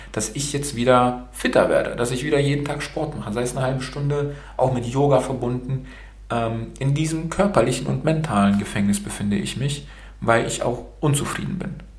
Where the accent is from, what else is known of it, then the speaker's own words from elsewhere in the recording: Baden-Württemberg, Germany; also born or lived in Romania; Ich bin in Rumänien geboren, in Rumänien. Und äh, meine Eltern sind dann rüber nach Deutschland ausgewandert und ich bin dann mit süßen zwölf Monaten äh, als kleiner Wonneproppen dann hier rübergekommen